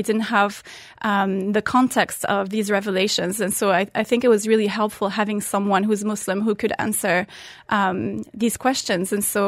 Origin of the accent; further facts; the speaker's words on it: Muscat, Oman; English is a second language; So I'm French originally. I grew up in Oman. And yes, I did convert at the age of 18. I was a teenager in high school in 12th grade in Oman, in Muscat at the time.